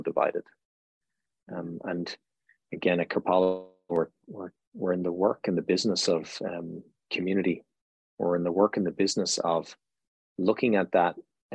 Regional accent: Ireland; now in United States; I'm Irish, so we grew up with this cosmology

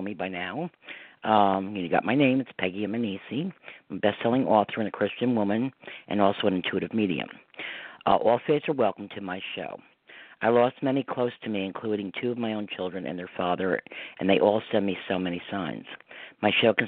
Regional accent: New York, United States; I'm a New Yorker

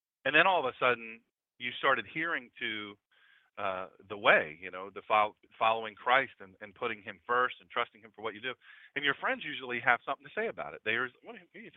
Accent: United States; I'm an American.

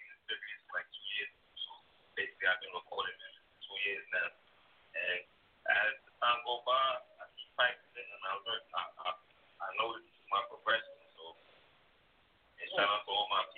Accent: New York City, New York, United States; also born or lived in Brooklyn; I'm basically from the Bronx, but Brooklyn showed me a lot of love

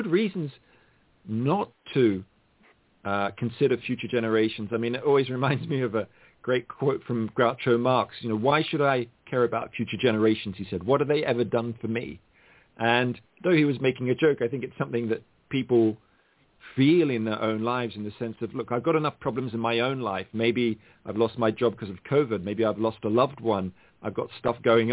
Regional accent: Australia; I grew up in Australia

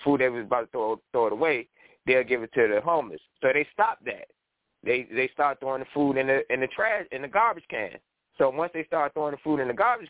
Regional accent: Richmond, Virginia, United States; my hometown, Richmond, Virginia

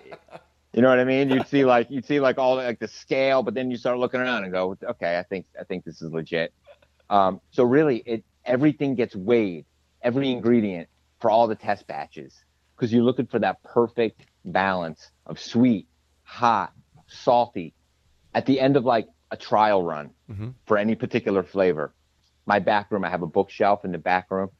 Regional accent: New Jersey, United States; moved away as an adult; now in Vermont, United States; growing up in New Jersey

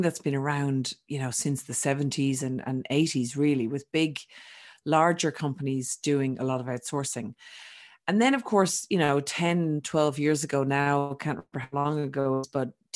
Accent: Ireland; accent: Irish; also born or lived in Australia; now in Europe; I'm Irish, for those that haven't picked up my accent, but I'm sort of a truly global citizen because although I was born in Ireland, I lived for 20 years, almost 20 years in Australia

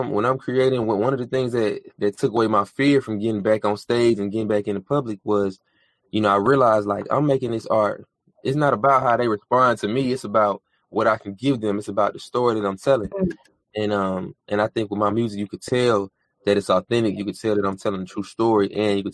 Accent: Decatur, Georgia, United States; I'm born and raised in Decatur, Georgia

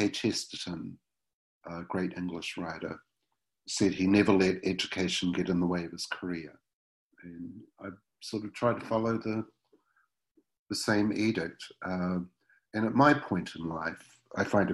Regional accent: Wellington, New Zealand; my hometown, Wellington, New Zealand

